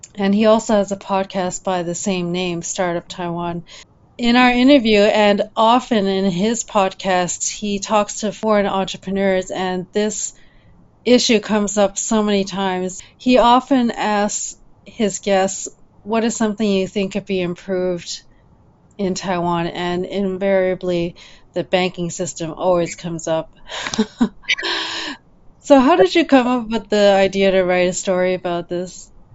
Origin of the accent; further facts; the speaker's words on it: Ottawa, Ontario, Canada; moved away as an adult; also born or lived in Champaign-Urbana, Illinois; I grew up in Ottawa